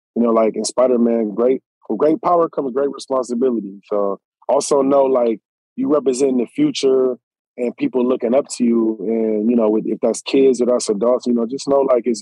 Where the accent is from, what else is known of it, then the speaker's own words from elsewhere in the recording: Southern California, United States; I'm from Southern Cal